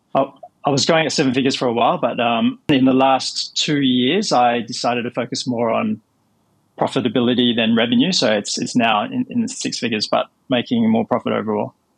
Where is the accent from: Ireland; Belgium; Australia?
Australia; moved away as an adult; also born or lived in Minneapolis, United States / Hong Kong / Italy; I grew up in Australia